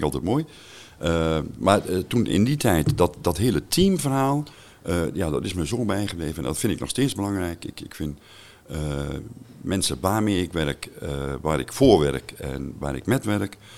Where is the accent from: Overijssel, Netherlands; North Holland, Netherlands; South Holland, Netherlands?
Overijssel, Netherlands; Staphorst; moved away as an adult; also born or lived in south of the Netherlands; geboren in Staphorst, al heel 28 jaar geleden verhuisd naar het eh, zuiden van het land